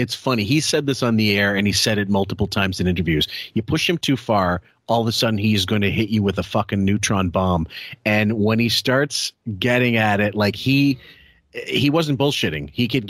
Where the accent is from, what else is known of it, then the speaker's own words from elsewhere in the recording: Massapequa, New York, United States; I'm from Massapequa.